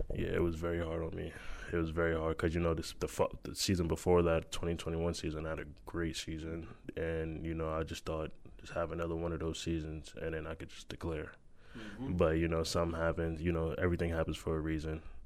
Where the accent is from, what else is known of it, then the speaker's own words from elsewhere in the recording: New York, United States; We are from New York